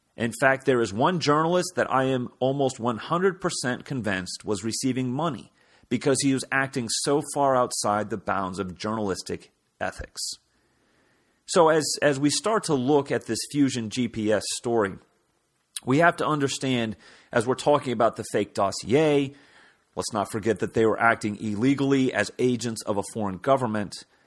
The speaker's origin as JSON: {"language": "English", "region": "Kansas", "country": "United States", "moved": "as an adult", "lives_now": "Washington, D.C., United States", "said": "I'm originally from God's country of Kansas"}